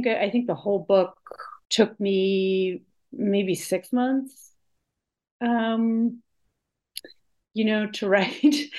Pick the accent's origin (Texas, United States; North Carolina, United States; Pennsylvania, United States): Pennsylvania, United States; Pittsburgh; I grew up in Pittsburgh, Pennsylvania